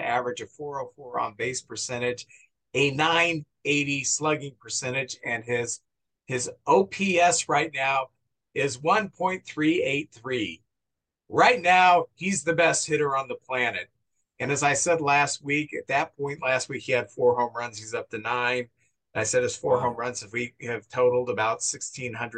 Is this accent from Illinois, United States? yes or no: no; St. Louis, Missouri, United States; Max and I both grew up in St. Louis